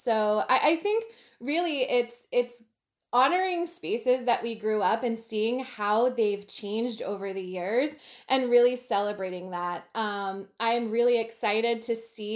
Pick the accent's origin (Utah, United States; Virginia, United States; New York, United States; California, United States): Virginia, United States; Manassas; I grew up in Manassas, which has a thriving downtown Main Street program